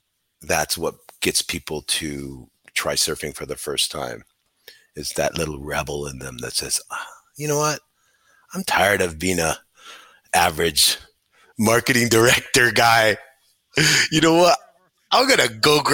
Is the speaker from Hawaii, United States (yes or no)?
yes; Hawaii, United States; moved away; I was born and raised in Hawaii with the gods of surfing